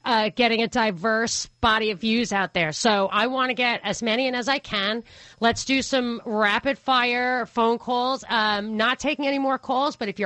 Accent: New York, United States; moved away; also born or lived in Atlanta; as a New Yorker

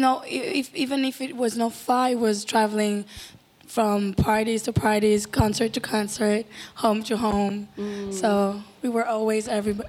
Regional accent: Paris, Île-de-France, France; We grew up mostly in Paris, but we were going to Cuba all the time. We still go. So it's like home.

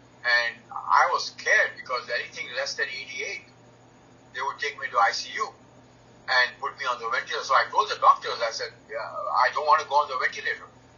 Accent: India; born there; You know, because I was born in India, and you know, I was vegetarian.

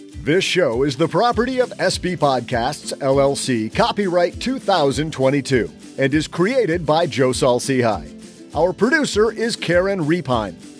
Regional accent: Midwest, United States; as a Midwesterner

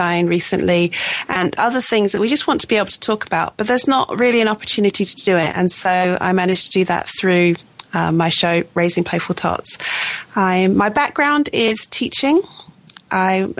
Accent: Suffolk, East of England, United Kingdom; moved away as an adult; also born or lived in Italy / Oregon / Colorado; now in Leeds, United Kingdom; I'm from the south. I'm from Suffolk, which is the big fat bit on the right-hand side

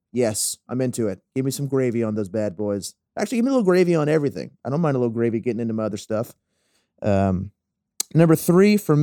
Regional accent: the South, United States; I'm from the South

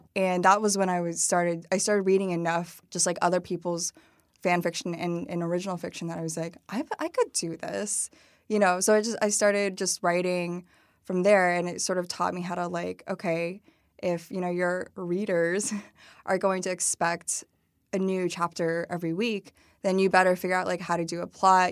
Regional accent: Dunlap, Illinois, United States; moved away; also born or lived in Madison, Wisconsin / Peoria, Illinois; It's called the, the, the Village of Dunlap. It, like, used to be a farming village. Basically, it's now more of, like, a suburb of Peoria. Um, and I really grew up there, I think, from the age of seven through, like, high school

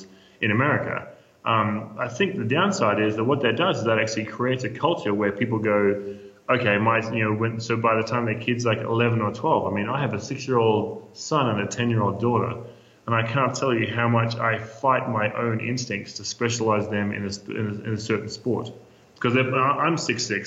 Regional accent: Australia; moved away as an adult; now in Denver, United States; As an Australian

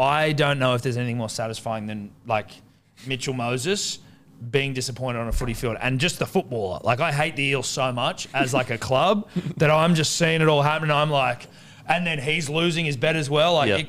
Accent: New Zealand; Being a Kiwi myself think, as well, it makes me fucking well, it, emotional it for the motherland.

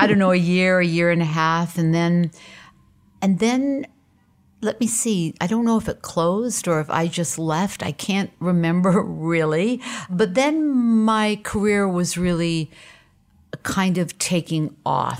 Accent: Portland, Maine, United States; I grew up in Portland, Maine

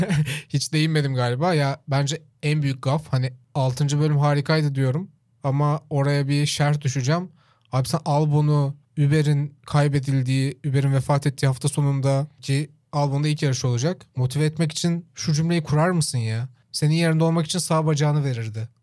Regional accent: Çorlu, Tekirdağ, Turkey; born or raised there

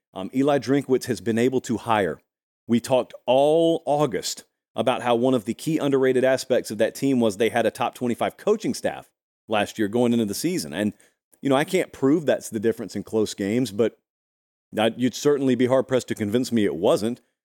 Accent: the South, United States; I grew up in the South

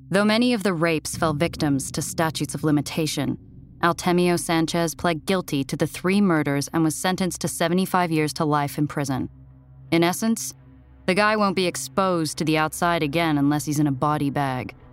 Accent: New York, United States; I'd never lived anywhere except my home state of New York

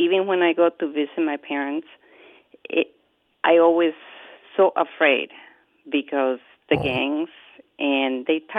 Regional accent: Guatemala; moved away as an adult; now in Minneapolis, United States; I grew up in Guatemala.

